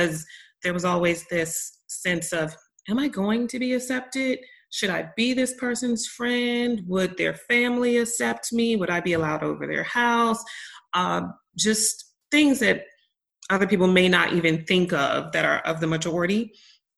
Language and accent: English; Maryland, United States; now in Texas, United States; originally I am from Maryland, and which is a really small state, and right outside of Washington, D.C. And the county that I'm from is like, there's a large Black population